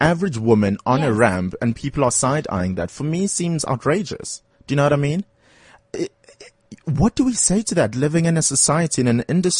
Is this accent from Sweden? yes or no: no; Durban, KwaZulu-Natal, South Africa; I'm also from Durban. I love my home city